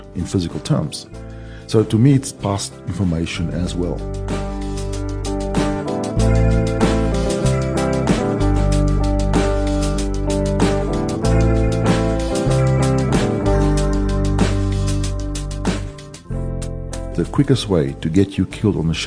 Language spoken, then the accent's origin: English; Brakpan, Gauteng, South Africa; also born or lived in northern Transvaal, South Africa; now in Vancouver, Canada; then we moved to the one of the most advanced cities in the world, Brakpan, on the East Rand, and then I went to school there and to university